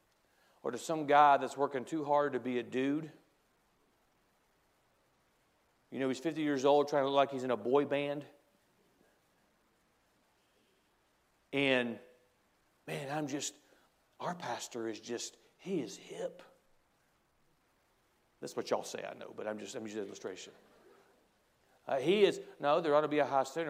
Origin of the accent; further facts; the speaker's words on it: United States; as an American